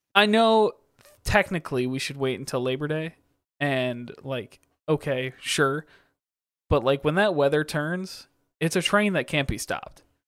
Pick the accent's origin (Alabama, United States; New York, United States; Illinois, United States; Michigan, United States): Michigan, United States; also born or lived in Kansas; Growing up in Michigan